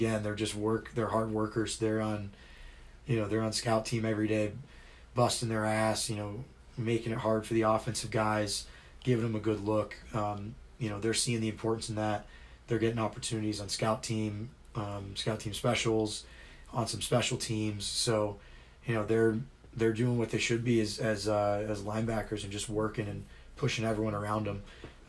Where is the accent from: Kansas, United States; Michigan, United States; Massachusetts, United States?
Kansas, United States; Kansas City; moved away as an adult; Kansas City, you know, it's really fun. I live in a suburb just like probably 15 minutes outside of downtown Kansas City. It was a really great place to grow up.